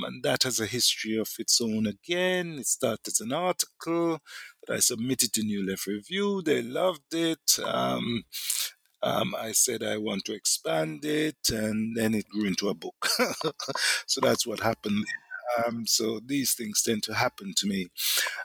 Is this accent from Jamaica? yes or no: yes; Jamaica; I'm also from Jamaica, Black Jamaican